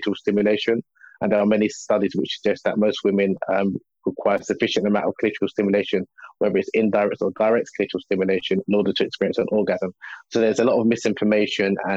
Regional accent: Nigeria; I'm originally from Nigeria, West Africa

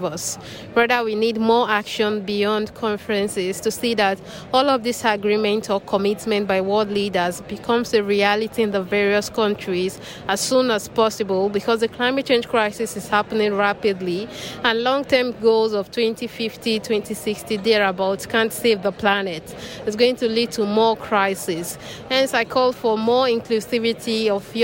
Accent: Nigeria; I'm here as a Nigerian youth delegate

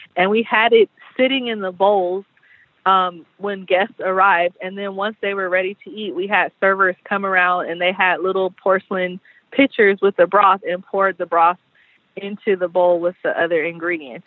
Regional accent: San Diego, California, United States; growing up in San Diego

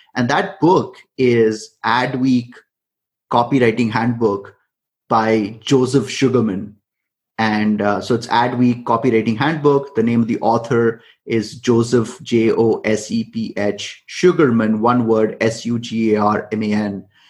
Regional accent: India; I come from India

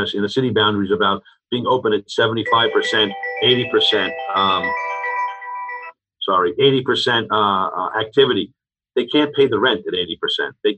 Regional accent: Rockville Centre, New York, United States; also born or lived in Malvern, New York; now in Malverne, United States; I live in Malvern. I'm from Rockville Center.

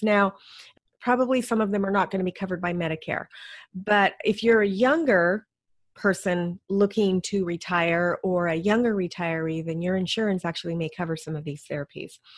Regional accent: Alaska, United States; moved away; I grew up in Alaska

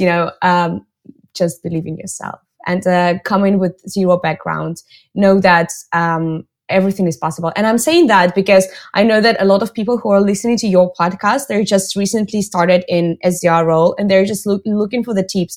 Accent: Russia; moved away as an adult; now in Barcelona, Spain; I'm based in Barcelona, but I'm originally from Russia

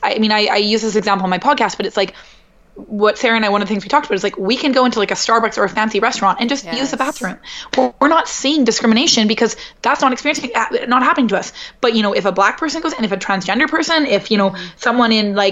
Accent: Canada; moved away as an adult; now in New York, United States; growing up in Canada

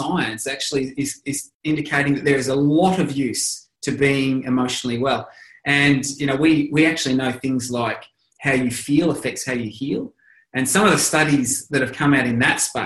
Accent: Australia; I'm Australian, but everyone calls us Aussies

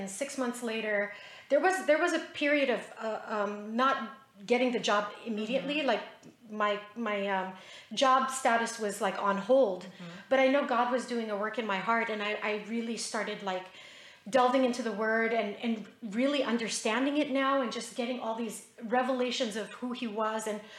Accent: Philippines; also born or lived in Utah, United States; I was born in Utah. Then 5.5 years later, we moved back to the Philippines and, you know, lived my life going to school on the military base.

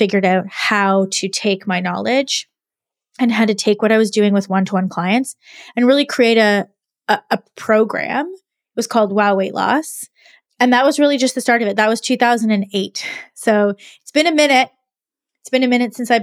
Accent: Canada; also born or lived in Montreal, Quebec; I am Canadian and I went to university in Montreal, Quebec

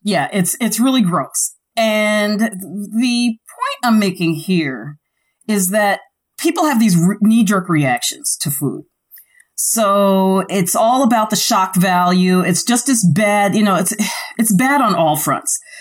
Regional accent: New York City, New York, United States; I grew up in the Bronx where everything had to be shipped

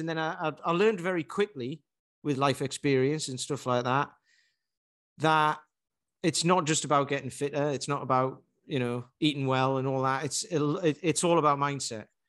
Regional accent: Newcastle upon Tyne, North East England, United Kingdom; My girlfriend takes the Mickey 'cause I'm from Newcastle and I say plaster.

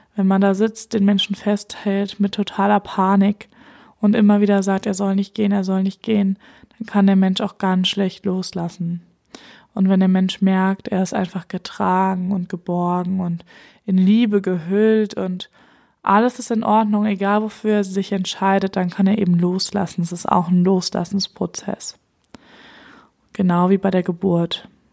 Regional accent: Germany; hier bei uns in Deutschland

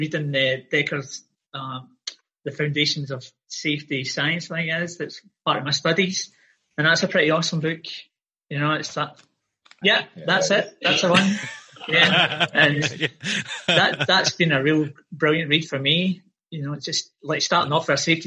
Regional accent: Glasgow, Scotland, United Kingdom; moved away as an adult; now in Australia

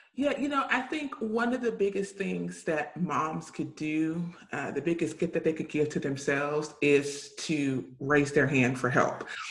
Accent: the South, United States; I grew up in the South

